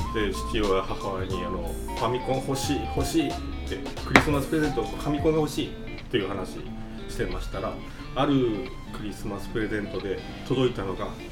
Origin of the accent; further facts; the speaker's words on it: Nobeoka, Miyazaki, Japan; moved away as an adult; also born or lived in Yamaguchi / Fukuoka; now in Oita, Japan; もともと私あの宮崎県の出身延岡市の出身でございまして